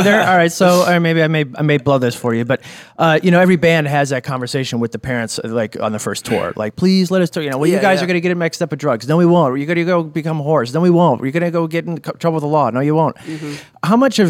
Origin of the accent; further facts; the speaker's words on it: Ohio, United States; I'm from Ohio. We pronounce things differently.